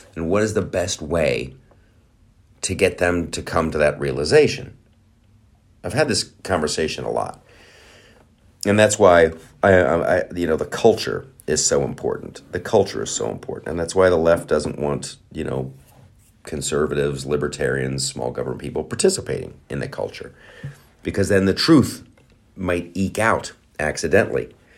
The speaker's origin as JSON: {"language": "English", "country": "United States", "said": "I'm American"}